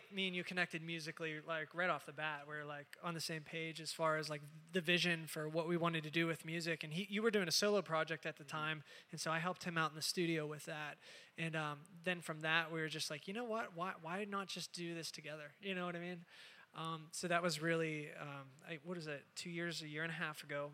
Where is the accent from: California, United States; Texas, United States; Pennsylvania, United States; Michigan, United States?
Pennsylvania, United States; Pittsburgh; I'm from Pittsburgh, Pennsylvania